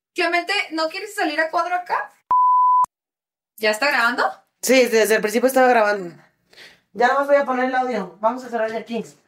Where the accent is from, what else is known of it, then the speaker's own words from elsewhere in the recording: Guadalajara, Jalisco, Mexico; Yo nací y crecí en Guadalajara